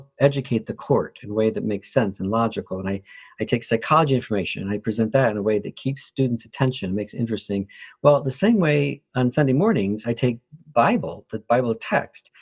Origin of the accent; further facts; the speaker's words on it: Flint, Michigan, United States; moved away; also born or lived in New Orleans, Louisiana; I was born in New Orleans, Louisiana, but raised in Flint, Michigan